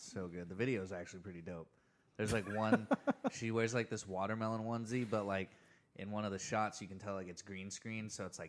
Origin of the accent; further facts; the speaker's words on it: Oklahoma, United States; I'm from Oklahoma.